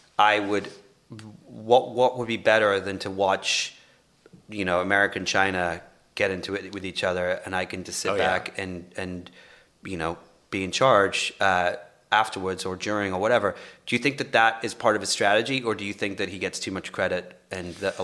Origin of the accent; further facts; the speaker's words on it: England, United Kingdom; now in Los Angeles, United States; I'm from England